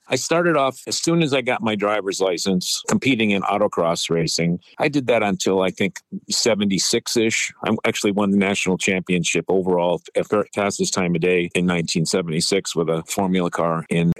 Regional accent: Western Massachusetts, United States; I grew up in Western Massachusetts.

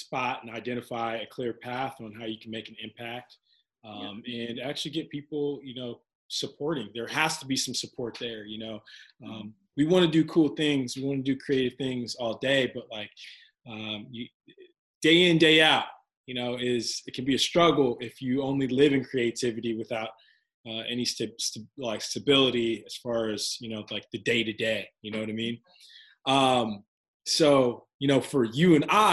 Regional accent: Kansas City, Missouri, United States; growing up in Kansas City myself

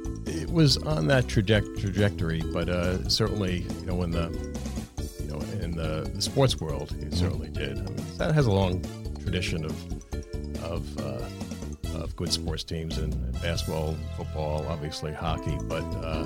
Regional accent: Long Island, New York, United States; moved away as an adult; also born or lived in Boston; I grew up in Long Island about an hour outside of Manhattan.

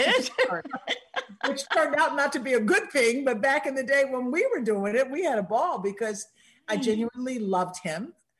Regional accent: Little Rock, Arkansas, United States; moved away as an adult; also born or lived in Denver / San Francisco / Boston; I started in Little Rock. I went from my hometown to Denver, Colorado, Denver to San Francisco.

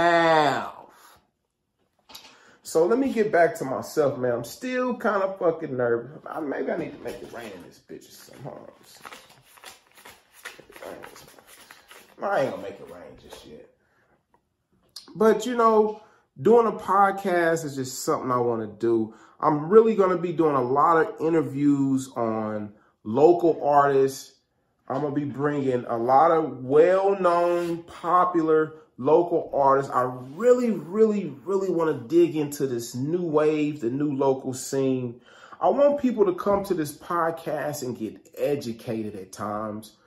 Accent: Kansas City, United States; I grew up in the Kansas City area

